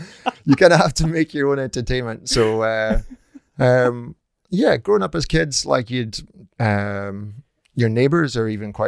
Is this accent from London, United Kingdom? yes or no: no; North Uist, Scotland, United Kingdom; now in Edinburgh, United Kingdom; Well, I live and work in Edinburgh now, but I'm from the Outer Hebrides originally, from North Uist. So I grew up there my entire childhood up until leaving school.